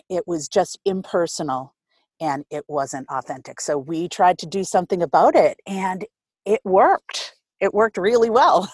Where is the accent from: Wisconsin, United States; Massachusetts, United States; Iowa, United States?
Massachusetts, United States; Boston; I grew up in Rosendale, Boston, born and bred